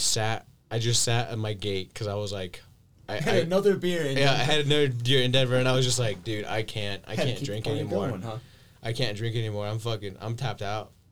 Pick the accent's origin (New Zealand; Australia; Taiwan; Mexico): Mexico; Guanajuato; I'm from Guanajuato